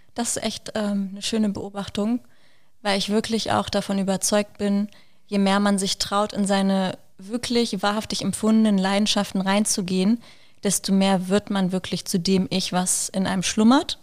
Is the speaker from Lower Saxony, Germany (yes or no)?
yes; Wolfsburg, Lower Saxony, Germany; moved away as an adult; now in Berlin, Germany; ich komme ursprünglich aus Wolfsburg, genau wie Alina